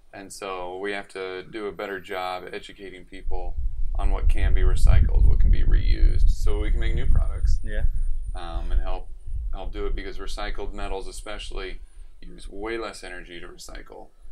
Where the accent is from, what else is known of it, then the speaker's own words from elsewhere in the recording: San Jose, California, United States; moved away as an adult; also born or lived in Utah; I grew up in San Jose, the South Bay area of California